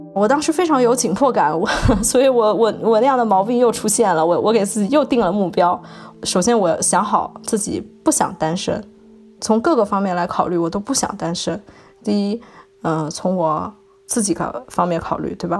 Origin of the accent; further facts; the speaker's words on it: southern China, China; now in Shanghai, China; 我是南方人